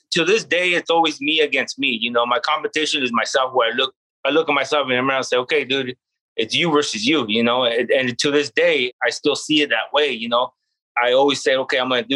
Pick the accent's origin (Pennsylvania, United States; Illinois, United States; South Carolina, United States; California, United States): California, United States; Gilroy; I grew up, I was born and raised in Gilroy, went to school here